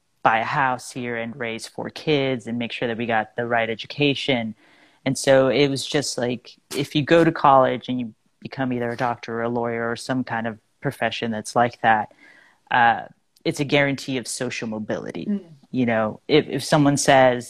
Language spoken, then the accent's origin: English; Fontana, California, United States; moved away as an adult; also born or lived in Los Angeles, United States; now in New York City, United States; I grew up in Fontana, which is about an hour east